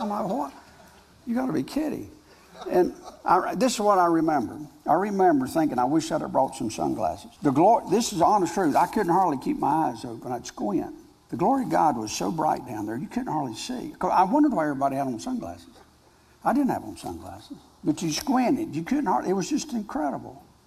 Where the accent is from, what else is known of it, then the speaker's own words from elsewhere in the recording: North Carolina, United States; I'm a farmer from North Carolina